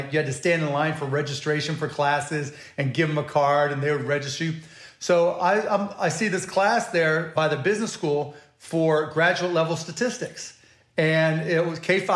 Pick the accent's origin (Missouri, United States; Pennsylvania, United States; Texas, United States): Pennsylvania, United States; Pittsburgh; also born or lived in Scott Township, Pennsylvania / Mount Lebanon, Pennsylvania; I was born in Pittsburgh, Pennsylvania, Squirrel Hill, and then moved to Birdland and Scott Township, then Mount Lebanon